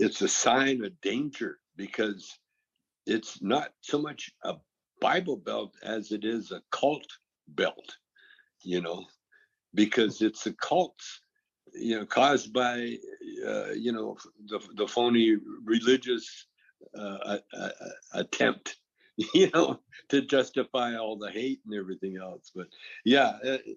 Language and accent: English; British Columbia, Canada; I'm from British Columbia